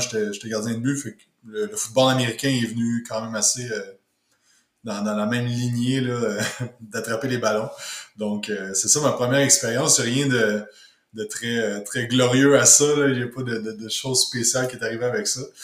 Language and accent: French; Quebec, Canada; je suis euh, du Québec